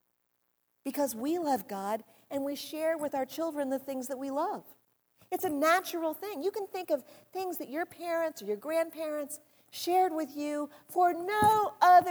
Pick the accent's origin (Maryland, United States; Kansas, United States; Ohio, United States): Ohio, United States; near Columbus; moved away; also born or lived in New Jersey; Columbus, Ohio, which is near where I grew up